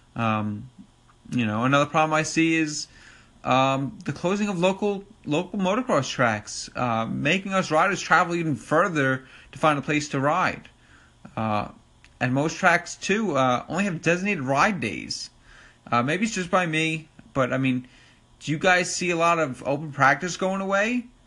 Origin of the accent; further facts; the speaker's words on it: Long Island, New York, United States; accent: New York; I'm from New York, Long Island to be exact. Uh, as you probably could tell from my New York accent